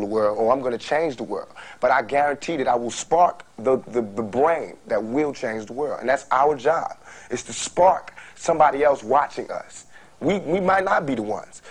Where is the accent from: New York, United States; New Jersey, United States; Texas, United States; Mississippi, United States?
New York, United States; New York City; also born or lived in Brooklyn; I'm from Queens, I I, I, I grew up partially in Brooklyn